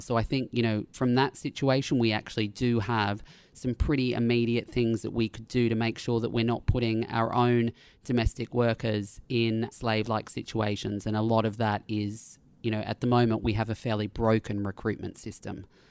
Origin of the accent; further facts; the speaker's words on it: Australia; being an Australian